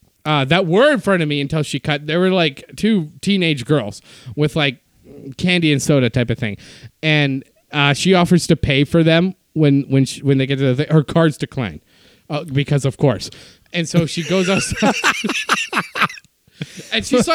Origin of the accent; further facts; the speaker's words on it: Iowa, United States; now in California, United States; I'm from Iowa and in California.